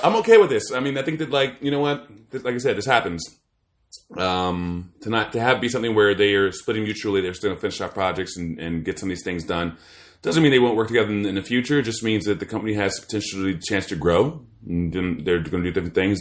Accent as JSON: {"language": "English", "region": "Maryland", "country": "United States", "tie": "born or raised there", "also_born_or_lived": "Washington, D.C. / Virginia", "said": "I'm born in D C. I grew up in Maryland."}